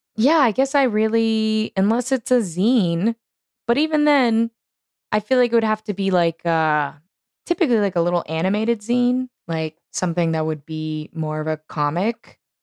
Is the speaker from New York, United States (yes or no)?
no; Houston, Texas, United States; it's my hometown